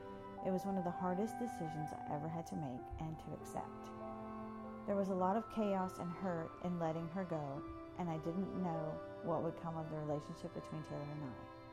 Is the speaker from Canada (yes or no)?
no; Saudi Arabia; I grew up in Saudi Arabia where my dad worked. Because of our cultural and geographical isolation, my mom and I were instant best friends.